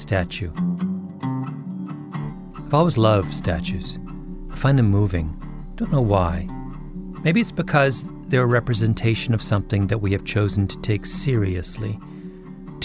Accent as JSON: {"language": "English", "country": "Canada", "moved": "as an adult", "lives_now": "United States", "said": "I'm Canadian."}